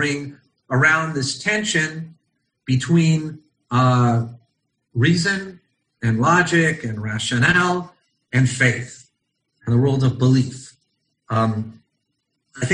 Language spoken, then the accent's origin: English; Los Angeles, California, United States; accent: American; moved away as an adult; now in Israel; I grew up in Los Angeles in the Valley at Temple Judea and Tarzana.